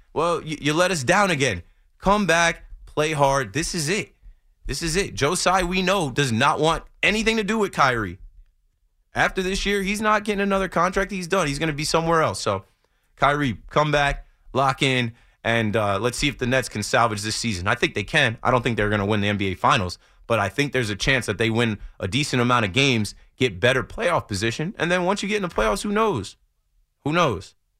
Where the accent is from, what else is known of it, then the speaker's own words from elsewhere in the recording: New Jersey, United States; I'm from Jersey